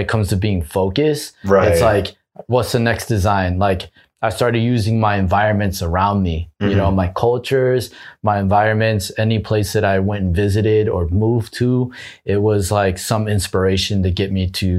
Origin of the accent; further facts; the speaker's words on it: Maui, Hawaii, United States; moved away; also born or lived in Southern California; I too am from Hawaii. I'm actually from Maui.